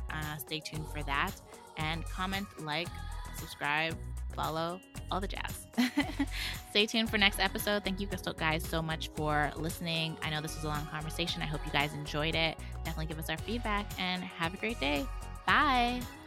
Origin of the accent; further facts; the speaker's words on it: Calgary, Alberta, Canada; also born or lived in Miami, United States; when I moved back to Calgary from Miami